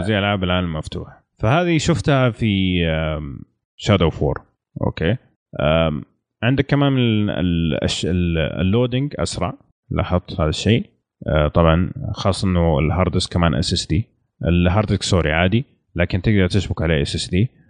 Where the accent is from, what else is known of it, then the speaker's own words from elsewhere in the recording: Saudi Arabia; عندنا في السعودية